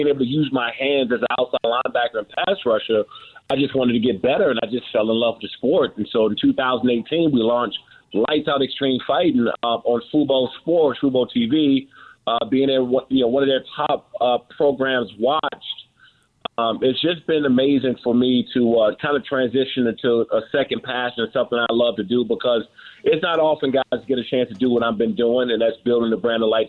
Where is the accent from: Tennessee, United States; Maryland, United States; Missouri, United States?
Maryland, United States; I'm from Prince George's County, Maryland, in Washington, D.C. We grew up around boxers.